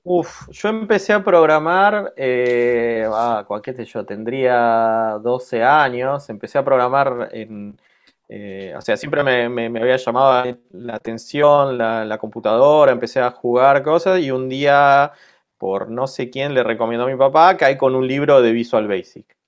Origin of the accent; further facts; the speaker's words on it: Argentina; moved away as an adult; also born or lived in Buenos Aires; now in Lille, France; somos eh, cuatro argentinos